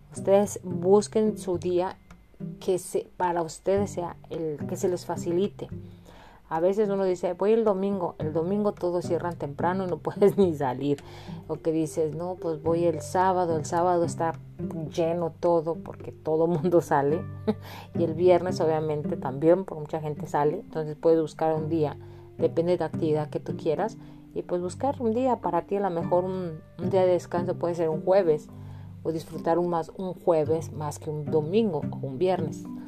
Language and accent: Spanish; Mexico; moved away as an adult; now in Illinois, United States; yo que vivo aquí en Estados Unidos y que vengo de México